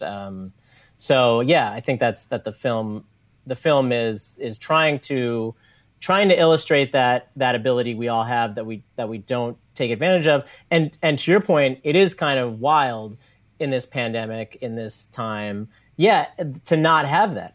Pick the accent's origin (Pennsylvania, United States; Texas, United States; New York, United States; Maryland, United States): New York, United States; New York City; also born or lived in Brooklyn; I grew up in New York City. I grew up on the Lower East Side